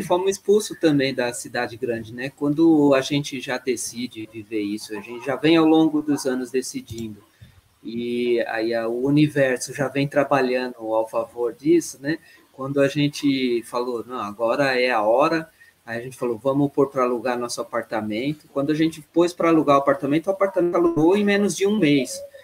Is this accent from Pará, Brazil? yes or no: no; Santo André, São Paulo, Brazil; moved away as an adult; cresci na, na, em Santo André no, no, no grande ABC